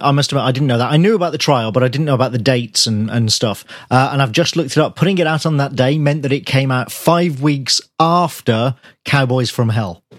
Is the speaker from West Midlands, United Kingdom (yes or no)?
yes; Birmingham, West Midlands, United Kingdom; born or raised there